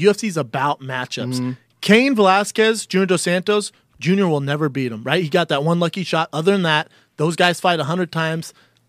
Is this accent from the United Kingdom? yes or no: yes; England, United Kingdom; Born and raised in England.